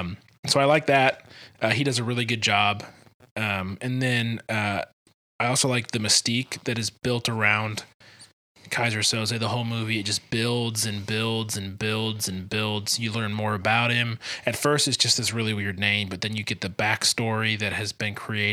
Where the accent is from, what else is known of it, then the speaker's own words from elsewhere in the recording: Scotland, United Kingdom; I don't know, I'm Scottish.